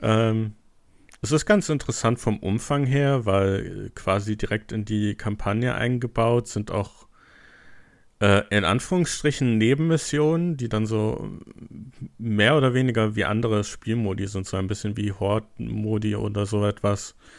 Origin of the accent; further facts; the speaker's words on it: Germany; als Deutscher